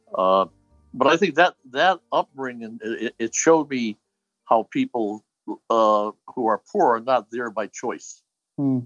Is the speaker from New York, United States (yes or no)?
no; Hartford, Connecticut, United States; I grew up in uh, what they call Clay Hill, the north end of Hartford.